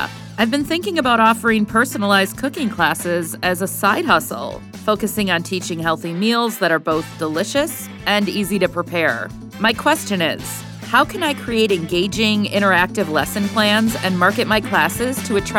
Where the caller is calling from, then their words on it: New York City, New York, United States; I'm calling from New York City, where I work as a professional chef with experience in multiple high-end restaurants.